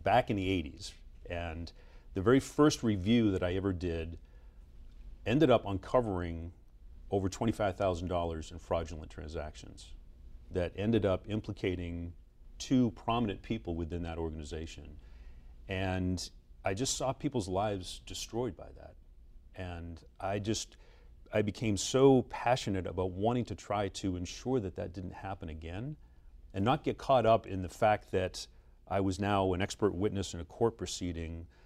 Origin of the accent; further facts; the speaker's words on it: Boston, Massachusetts, United States; Grew up in Boston